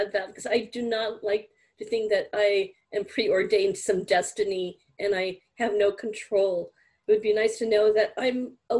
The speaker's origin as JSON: {"language": "English", "country": "India", "said": "And obviously I was raised with it because being an Indian"}